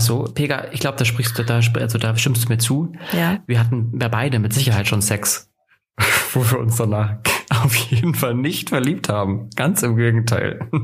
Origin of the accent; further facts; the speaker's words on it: Northern Germany, Germany; now in Ansbach, Germany; da oute ich mich ja sofort als Norddeutscher